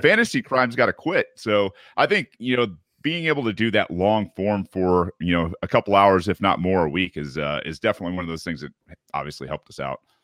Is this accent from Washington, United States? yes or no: no; Michigan, United States; moved away; I, am Midwestern raised. Uh, you know, my parents were. Uh, I'm from Michigan originally